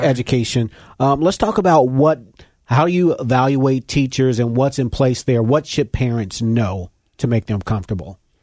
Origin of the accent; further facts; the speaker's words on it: Cincinnati, Ohio, United States; I grew up in Winton Terrace